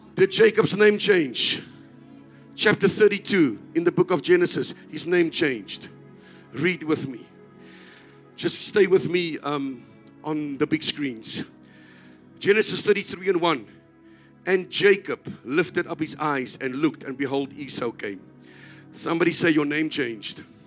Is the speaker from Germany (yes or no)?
no; South Africa